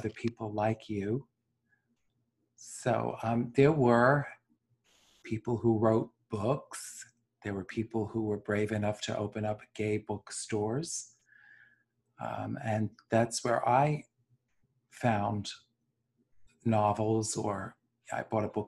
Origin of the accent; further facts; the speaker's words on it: New York City, New York, United States; growing up in New York City